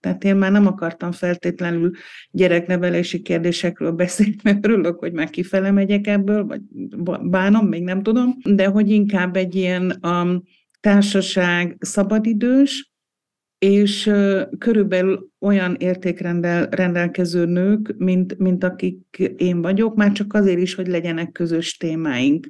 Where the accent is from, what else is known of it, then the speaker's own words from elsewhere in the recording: Hungary; now in Austria; mi magyarok vagyunk. Vesző, akik most Ausztriában élünk